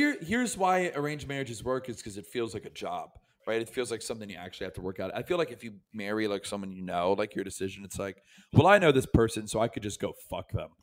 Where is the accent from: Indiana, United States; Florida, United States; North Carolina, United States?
Florida, United States; Tampa; also born or lived in New York; I'm from Tampa, Florida, and my parents are from Philadelphia.